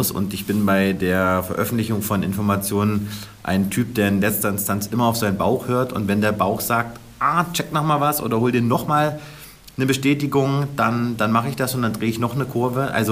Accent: Kassel, Hesse, Germany; Du musst wissen, ich komme ja aus Nordhessen, gebürtig aus Kassel.

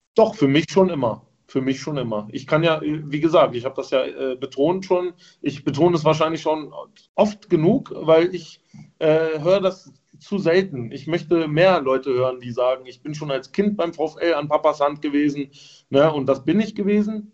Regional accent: Wolfsburg, Lower Saxony, Germany; ich als gebürtiger Wolfsburger

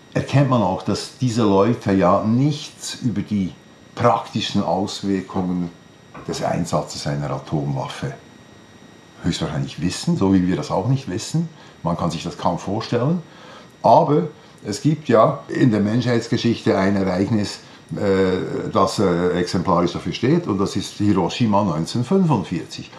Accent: Switzerland; bei uns in der Schweiz

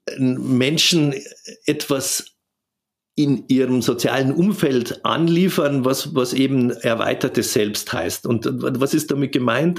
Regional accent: Southern Germany, Germany; bei uns in Süddeutschland

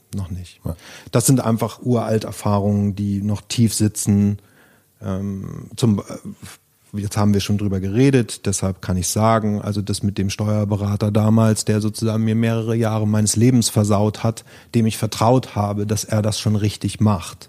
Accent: Germany; ich bin wieder in, zurück in meine Heimat an die Ostsee, ähm, in ein, auf einen schönen Bauernhof, den ich aus meiner Jugend kannte

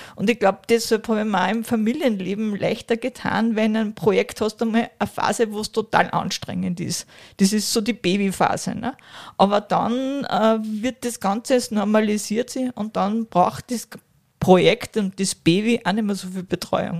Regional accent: Kronstorf, Upper Austria, Austria; ich bin ja aus Kranzdorf

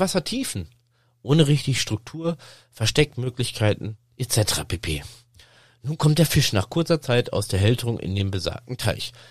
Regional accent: Sauerland, North Rhine-Westphalia, Germany; über das Sauerland, über meine Heimat

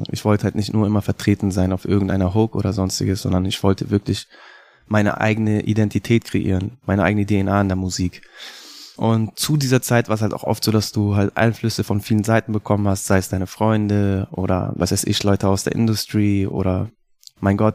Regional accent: Munich, Bavaria, Germany; Ich bin ein gebürtiger Münchner Künstler.

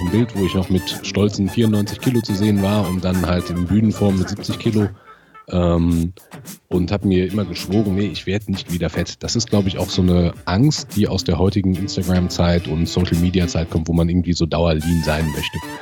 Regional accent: near Siegen, North Rhine-Westphalia, Germany; ich komme aus der Nähe von Siegen

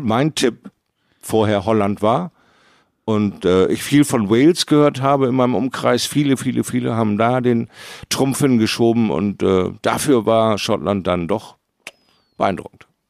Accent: Bremerhaven, Bremen, Germany; in meiner Heimatstadt Bremerhaven

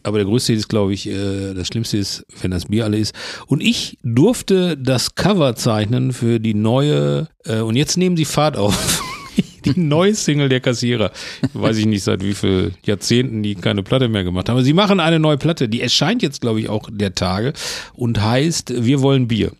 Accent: Herne, North Rhine-Westphalia, Germany; now in Bochum, Germany; ich bin ja in Herne groß geworden

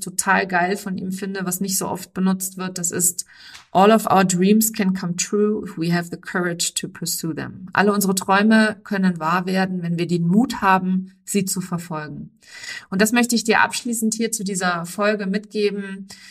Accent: Germany

